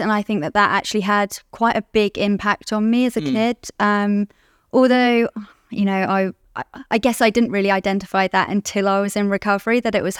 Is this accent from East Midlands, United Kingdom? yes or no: no; London, United Kingdom; I'm an addict. I'm from London, live in London. I'm 36 years old